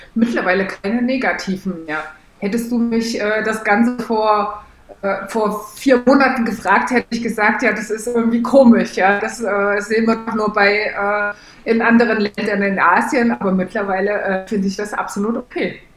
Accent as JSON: {"language": "German", "region": "East Germany", "country": "Germany", "said": "ich komme aus Ostdeutschland, wo man die Nähe nicht so sucht zu Leuten."}